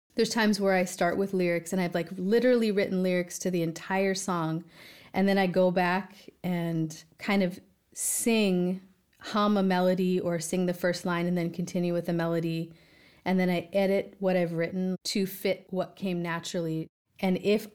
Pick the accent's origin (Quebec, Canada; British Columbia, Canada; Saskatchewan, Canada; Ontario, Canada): British Columbia, Canada; Victoria; now in Southern California, United States; I grew up in Victoria, British Columbia, which is a little city